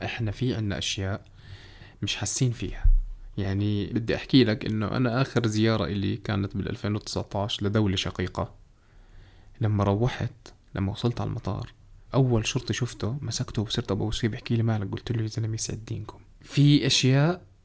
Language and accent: Arabic; Jordan; في ثلاث أنواع سيارات عندنا بالأردن